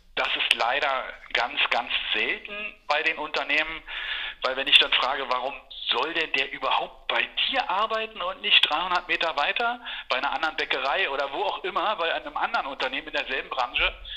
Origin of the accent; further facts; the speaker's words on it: Berlin, Germany; Ich bin in West-Berlin groß geworden.